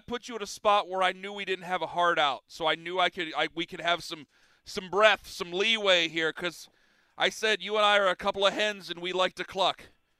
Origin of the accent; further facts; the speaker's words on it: Northeast Ohio, United States; I'm based out of Cleveland. I'm from Northeast Ohio, and I'll die in Northeast Ohio